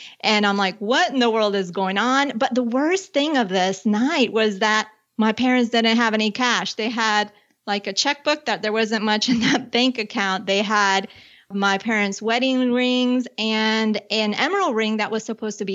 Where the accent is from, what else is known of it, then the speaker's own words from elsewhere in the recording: Colombia; I was born in Colombia and I grew up with my father's American, my mom's from Colombia. And there was one point in our life where we were living outside of Bogota.